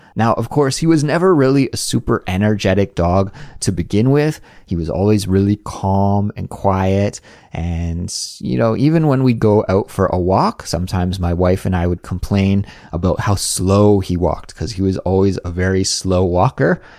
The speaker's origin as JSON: {"language": "English", "country": "Canada", "moved": "yes", "lives_now": "South Korea", "said": "a Canadian living in South Korea"}